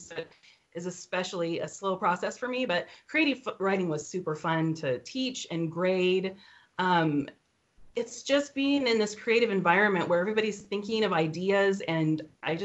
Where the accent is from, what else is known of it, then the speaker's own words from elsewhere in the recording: Idaho Falls, Idaho, United States; I'm from Idaho Falls, and I live with 5 of our 7 children